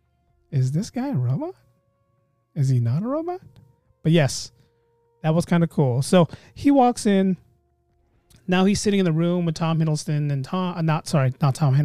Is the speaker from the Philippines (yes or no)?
yes; Philippines